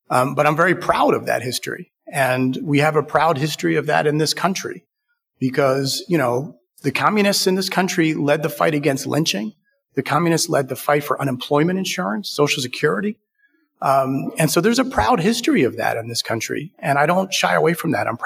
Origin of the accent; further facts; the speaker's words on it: Philadelphia, Pennsylvania, United States; I grew up in Germantown during the Rizzo era.